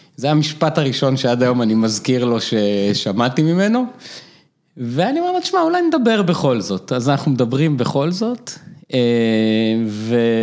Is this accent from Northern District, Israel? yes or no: yes; Afula, Northern District, Israel; also born or lived in Boston; now in Jerusalem, Israel; גדלתי באפו, משפחה מתחת לקו העוני